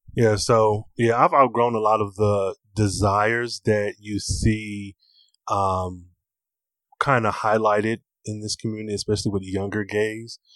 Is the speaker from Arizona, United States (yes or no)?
no; Michigan, United States; I'm from Michigan, and mm-hmm. so Detroit is like an hour from my hometown.